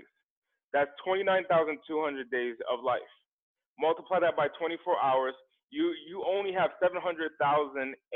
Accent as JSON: {"language": "English", "town": "Central Falls", "region": "Rhode Island", "country": "United States", "tie": "born or raised there", "moved": "yes", "lives_now": "Los Angeles, United States", "said": "I'm from the East Coast in an impoverished area called in an impoverished part of Rhode Island."}